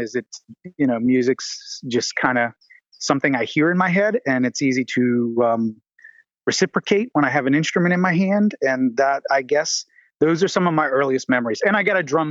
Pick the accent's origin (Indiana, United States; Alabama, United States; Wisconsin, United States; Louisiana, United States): Louisiana, United States; New Orleans; now in Atlanta, United States; I grew up in New Orleans, Louisiana